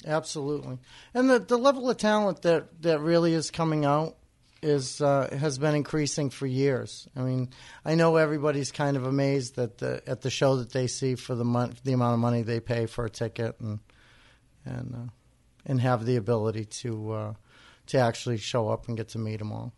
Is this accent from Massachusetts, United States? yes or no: yes; Wareham, Massachusetts, United States; I grew up in Wareham and, and spent a lot of time in Onset.